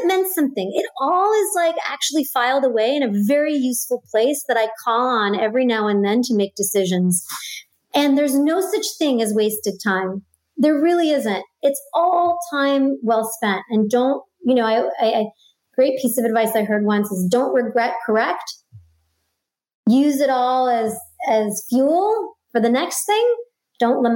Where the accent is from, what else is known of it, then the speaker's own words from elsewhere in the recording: New York City, New York, United States; I grew up in Brooklyn